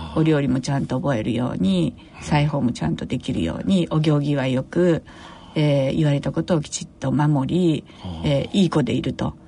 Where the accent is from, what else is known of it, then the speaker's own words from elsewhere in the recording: Tokyo, Japan; also born or lived in Kobe / Chiba Prefecture; 出身は私は東京生まれですけれども